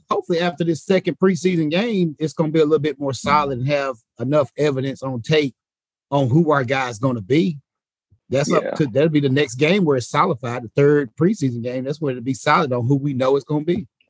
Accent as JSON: {"language": "English", "region": "Tennessee", "country": "United States", "said": "I'm from Tennessee. I'm not from Hawaii."}